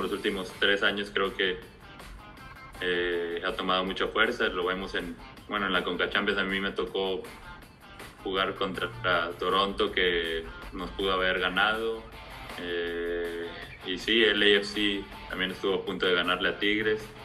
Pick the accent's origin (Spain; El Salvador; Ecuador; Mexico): Mexico; now in Europe; somos muy pocos mexicanos que estamos en Europa